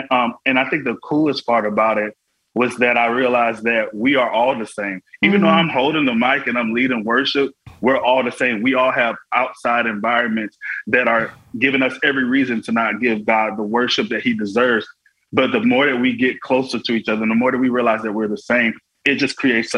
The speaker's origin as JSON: {"language": "English", "region": "Florida", "country": "United States", "tie": "born or raised there", "said": "all I ever had growing up in Florida was my worship"}